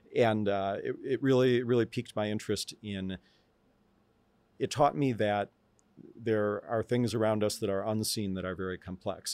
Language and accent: English; Tucson, Arizona, United States; moved away; also born or lived in Chicago area / Albuquerque, New Mexico; my earliest memories are from Tucson, and I lived there for most of a decade.